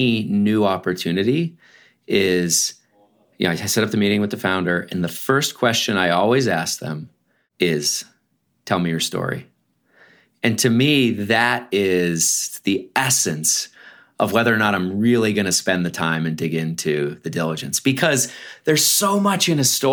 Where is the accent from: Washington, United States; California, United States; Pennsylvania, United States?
Pennsylvania, United States; Erie; moved away; also born or lived in Baltimore; I was born in Erie, Pennsylvania to a working class family.